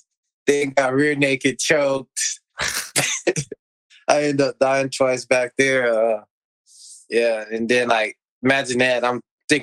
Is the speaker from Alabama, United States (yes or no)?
yes; Alabama, United States; also born or lived in Chicago, Illinois; I was born in Chicago, and I lived in Lionsville, Alabama